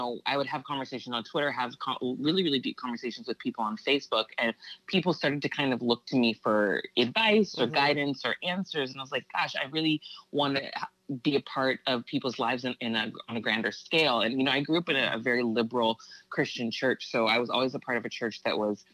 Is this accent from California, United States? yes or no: yes; Santa Barbara, California, United States; moved away as an adult; now in Los Angeles, United States; I'm originally from Santa Barbara, California, and I live in Los Angeles now